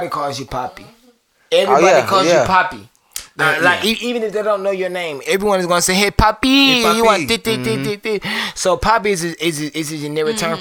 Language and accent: English; Kannapolis, North Carolina, United States; moved away; also born or lived in Atlanta; I was born in Kannapolis, North Carolina.